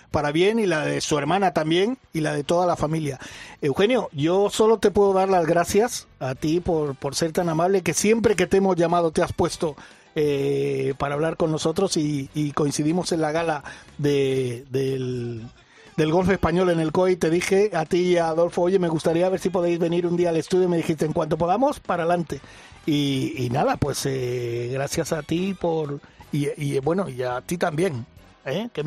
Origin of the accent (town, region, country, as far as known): Mallorca, Balearic Islands, Spain